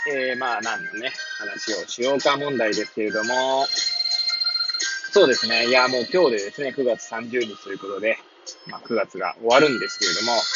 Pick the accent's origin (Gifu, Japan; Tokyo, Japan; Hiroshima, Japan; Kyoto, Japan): Tokyo, Japan; Hachioji; moved away as an adult; now in Kamaishi, Japan; 八王子生まれ、八王子育ち。震災の前の年から、釜石で働く